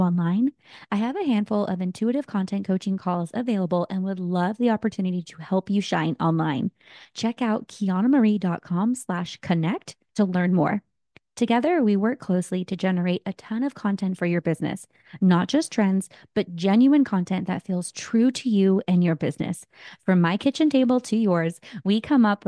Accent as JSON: {"language": "English", "town": "San Jose", "region": "California", "country": "United States", "tie": "born or raised there", "said": "the Bay Area, California, my hometown of San Jose"}